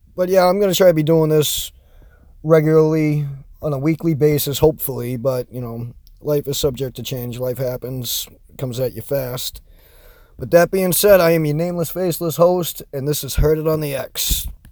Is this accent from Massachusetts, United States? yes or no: yes; Massachusetts, United States; accent: Boston; I'm from Massachusetts, so my Boston accent does shine through sometimes